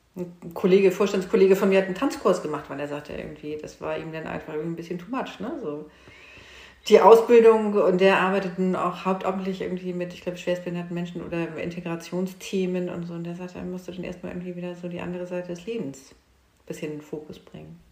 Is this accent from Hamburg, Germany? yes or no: yes; Hamburg, Germany; moved away as an adult; now in Lübeck, Germany; ich bin Hamburgerin